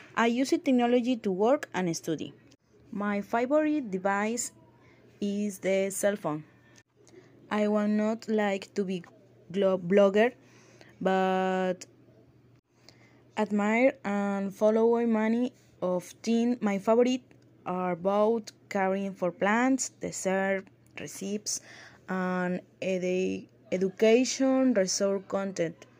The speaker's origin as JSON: {"language": "English", "region": "Campeche", "country": "Mexico", "second_language": "English", "moved": "yes", "lives_now": "Playa del Carmen, Mexico", "said": "I am from Ismael in states of Campeche, but, uh, but I actually live in Playa del Carmen, Quintana Roo"}